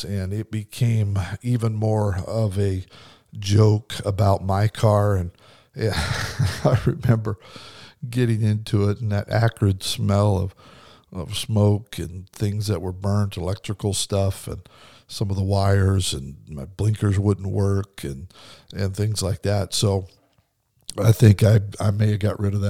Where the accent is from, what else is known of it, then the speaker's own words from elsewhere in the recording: Kimberly, Idaho, United States; little town I grew up in Kimberly, Idaho, had a volunteer fire department.